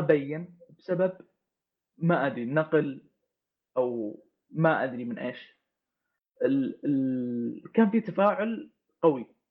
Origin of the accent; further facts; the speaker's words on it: Saudi Arabia; انا كشخص سعودي